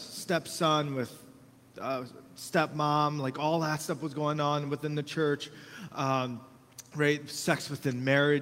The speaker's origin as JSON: {"language": "English", "country": "United States", "said": "we got a lot of rights as Americans"}